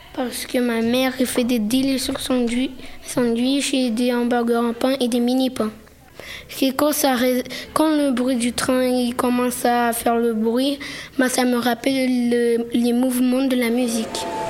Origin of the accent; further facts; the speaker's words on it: France; Moi, j'ai grandi en France. Mon père en Brésil, mon mère en Brésil